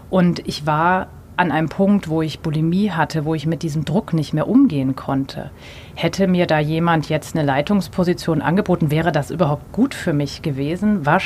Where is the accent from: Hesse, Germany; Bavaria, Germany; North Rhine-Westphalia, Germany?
Bavaria, Germany; Munich; Äh, ich komme aus München. Äh, es ist ein konservatives Umfeld.